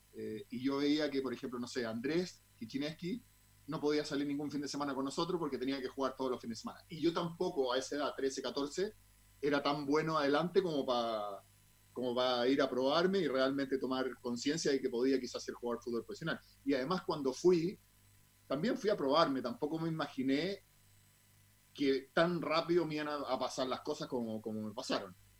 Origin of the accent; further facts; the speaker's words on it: Santiago, Santiago Metropolitan Region, Chile; also born or lived in Zurich, Switzerland / Puerto Rico; salí goleador de todas las categorías de fútbol infantil a nivel amateur de todo Santiago